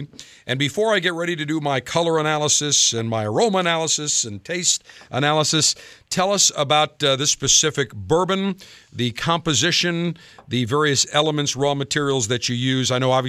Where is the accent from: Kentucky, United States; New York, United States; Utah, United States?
New York, United States; Buffalo; moved away; I'm from Buffalo, New York originally